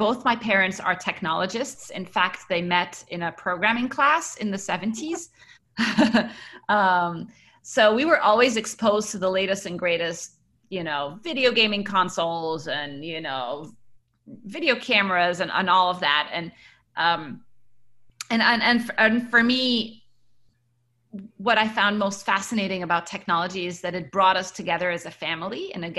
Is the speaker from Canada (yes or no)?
no; United Arab Emirates; also born or lived in Cairo, Egypt / Kuwait; Yes, I was born in Cairo, Egypt, and I grew up around the Middle East. So my parents worked in Kuwait until the first Gulf War, after which we moved to the United Arab Emirates, and I was there until I finished high school.